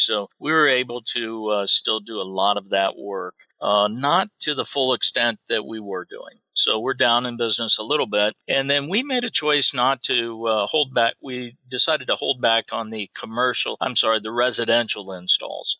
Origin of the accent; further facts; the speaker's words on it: Iowa, United States; I grew up in Iowa